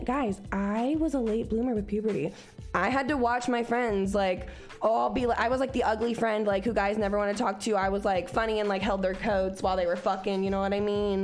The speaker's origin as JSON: {"language": "English", "town": "Cincinnati", "region": "Ohio", "country": "United States", "also_born_or_lived": "Oklahoma", "moved": "yes", "said": "I was from Cincinnati where bitches had like mohawks that were rainbow colored"}